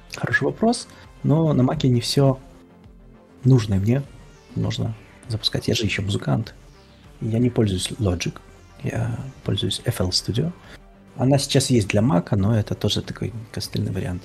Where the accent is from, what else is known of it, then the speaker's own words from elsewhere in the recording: Belarus; moved away; я из Беларуси